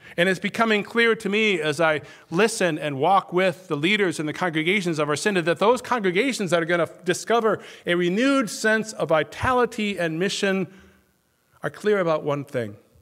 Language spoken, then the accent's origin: English; Minnesota, United States; now in Wisconsin, United States; I grew up in Minnesota